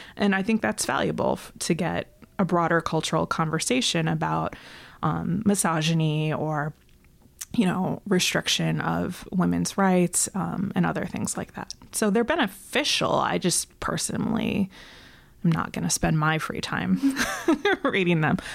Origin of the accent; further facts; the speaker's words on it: Rochester, New York, United States; I'm from Rochester, New York